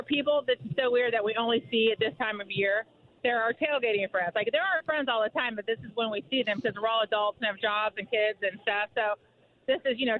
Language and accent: English; Greenwood, Indiana, United States; I'm from Greenwood, the South Side